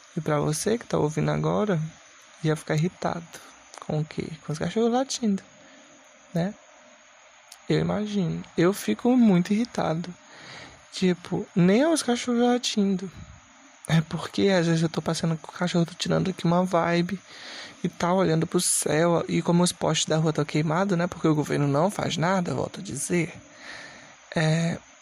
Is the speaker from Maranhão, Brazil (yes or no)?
yes; Maranhão, Brazil; Inclusive eu sou do Maranhão